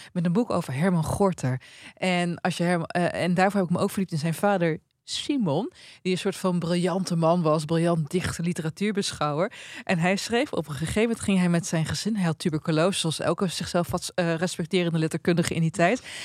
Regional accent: Twente, Overijssel, Netherlands; ik kom uit Twente

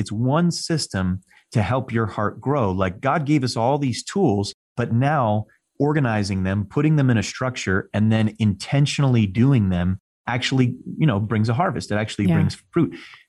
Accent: Northeast, United States; I mean, I'm from the Northeast, you know, we're right between New York City and Boston. Everybody walks, talks, drives, moves fast. That's how we do things.

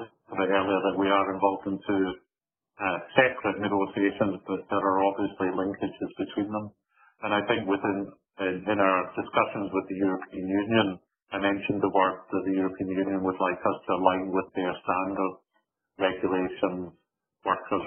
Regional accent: Scotland, United Kingdom; moved away; as a Scotsman, but also a British person

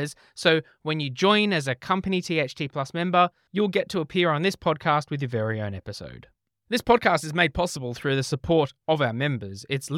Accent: Australia; accent: Australian; Siri still doesn't cope too well with my poor Australian accent

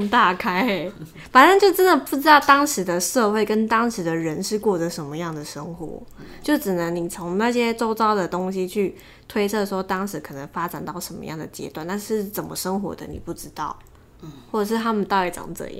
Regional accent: Taiwan; 你要想想看，我们台湾人当初大家移民到台湾的时候，都为了要抢水源在那边械斗。

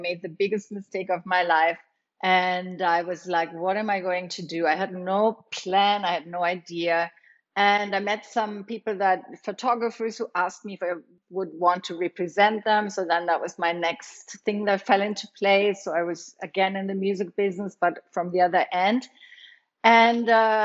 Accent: Germany; moved away as an adult; also born or lived in Los Angeles, United States / New York, United States; now in Costa Rica; I grew up in Germany, and I studied social work

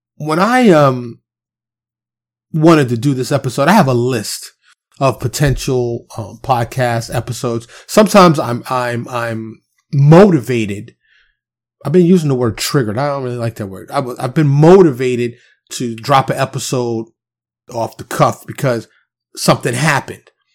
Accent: New York City, New York, United States; I'm a kid from Harlem in the South Bronx, right? Kid running around the streets of New York City, single parent home

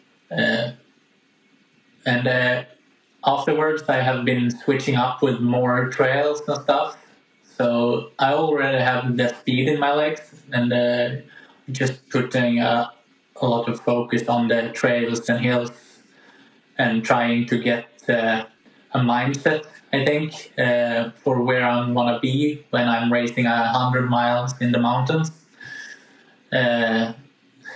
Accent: Gävle, Gävleborg County, Sweden; I used the small hill we have in Gävle, where I live

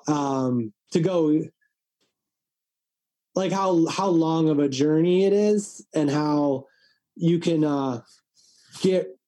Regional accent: Midwest, United States; I grew up in the Midwest

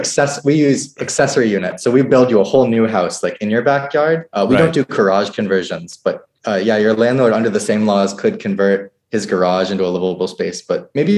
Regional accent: New Hampshire, United States; moved away as an adult; also born or lived in Pittsburgh / Bay Area; So I grew up in New Hampshire where housing was quite affordable and there are starter homes and things like that.

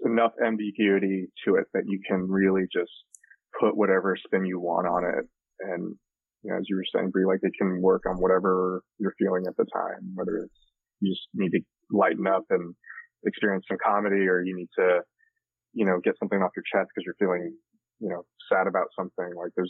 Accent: Philippines; and I am Filipino, but so it was very strange for me

